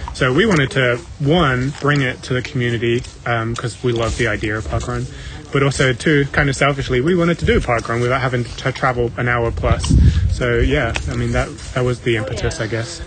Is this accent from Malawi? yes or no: no; England, United Kingdom; moved away as an adult; also born or lived in South Africa; now in Ohio, United States; I'm originally from England, so when I moved back to England